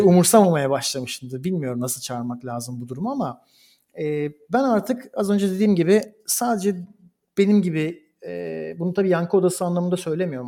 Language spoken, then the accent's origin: Turkish; Istanbul, Turkey; moved away as an adult; also born or lived in Bergamo, Italy / Koblenz, Germany / Berlin, Germany; now in Rome, Italy; Türkiye'de doğmuş, İstanbul'da doğmuş bir insan olarak